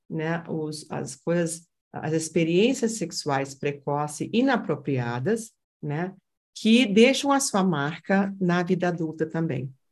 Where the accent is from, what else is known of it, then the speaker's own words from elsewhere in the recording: Brazil; Eu não falo mais que eu sou brasileira, não.